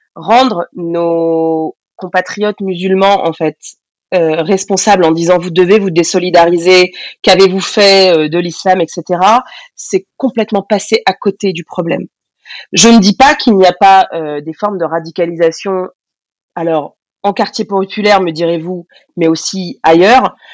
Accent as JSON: {"language": "French", "area": "Essonne", "region": "Île-de-France", "country": "France", "tie": "born or raised there", "said": "J'ai grandi dans l'Essonne, dans le 91, dans une banlieue"}